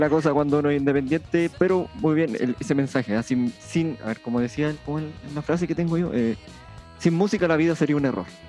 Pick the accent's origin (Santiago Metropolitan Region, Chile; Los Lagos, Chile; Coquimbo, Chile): Coquimbo, Chile; Punitaqui; en Punitaki, en mi pueblo